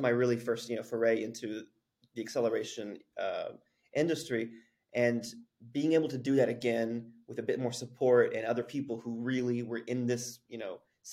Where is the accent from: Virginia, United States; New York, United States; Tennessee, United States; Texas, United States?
Texas, United States; Abilene; moved away as an adult; also born or lived in Lubbock, Texas; now in South Korea; I grew up in a small town, Abilene, Texas.